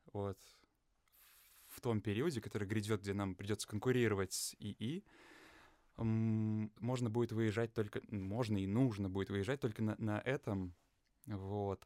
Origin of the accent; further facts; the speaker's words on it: Lithuania; moved away as an adult; also born or lived in England / Russia; я родился и вырос в Литве